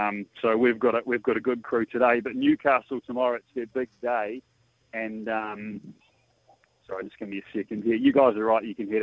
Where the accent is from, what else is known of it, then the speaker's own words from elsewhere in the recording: New Zealand; now in Sydney, Australia; I'm a New Zealander at heart. I've made my living in Sydney, but I love New Zealand